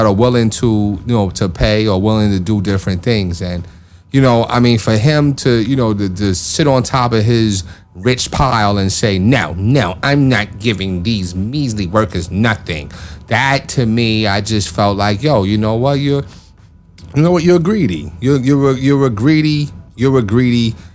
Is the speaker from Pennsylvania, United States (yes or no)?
no; New York, United States; I'm a New Yorker